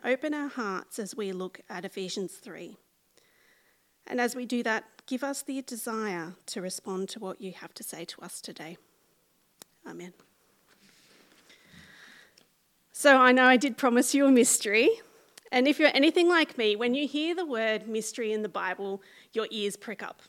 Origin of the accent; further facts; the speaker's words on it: central west of New South Wales, Australia; accent: small town accent; moved away as an adult; now in Sydney, Australia; I left my family home in a quiet country town of the central west of New South Wales, and I moved 5 hours' drive to live in Western Sydney